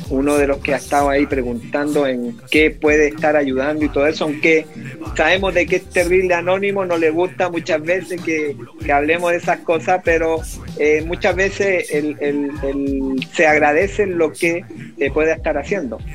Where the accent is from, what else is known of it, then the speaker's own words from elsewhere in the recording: Chile; soy rubiecito y todo, pero soy chileno